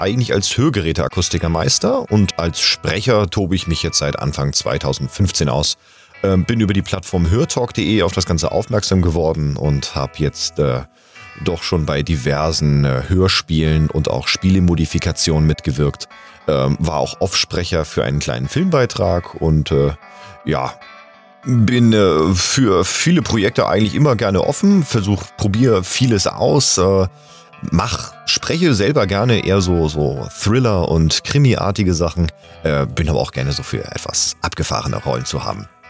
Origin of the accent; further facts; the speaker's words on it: Hamburg, Germany; now in Bühl, Germany; gebürtiger Hamburger